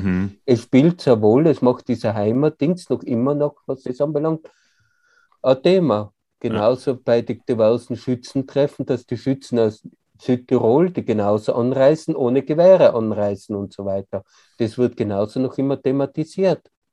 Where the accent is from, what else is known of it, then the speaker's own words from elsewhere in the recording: Tyrol, Austria; bei uns in Tirol